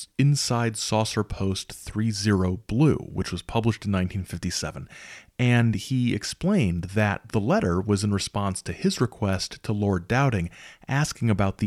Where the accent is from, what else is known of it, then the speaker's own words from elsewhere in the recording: United States; I'm an American